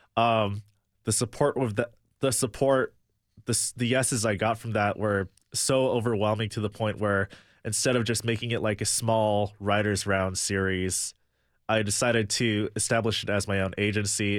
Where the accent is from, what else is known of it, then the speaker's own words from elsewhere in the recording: Michigan, United States; also born or lived in Chicago; now in Nashville, United States; grew up in Michigan